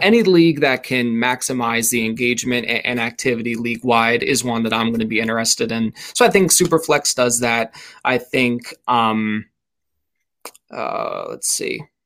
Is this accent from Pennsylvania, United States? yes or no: yes; suburbs of Philadelphia, Pennsylvania, United States; always lived in Pennsylvania, uh, born uh, technically in Philadelphia, but always grew up in the suburbs of, of Philadelphia